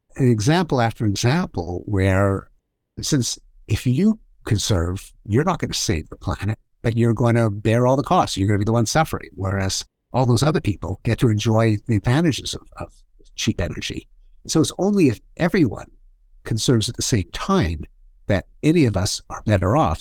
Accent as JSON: {"language": "English", "country": "Canada", "said": "I'm Canadian, and so I grew up with hockey"}